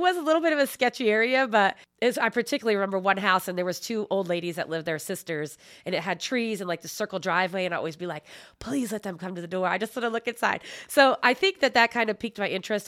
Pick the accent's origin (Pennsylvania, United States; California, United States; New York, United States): Pennsylvania, United States; Philadelphia; moved away as an adult; now in Indiana, United States; I'm originally from Philadelphia area